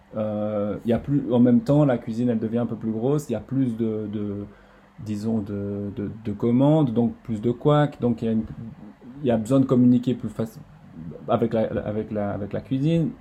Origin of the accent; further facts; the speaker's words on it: Estavayer-le-Lac, Fribourg, Switzerland; je viens d'Estabayer-le-Lac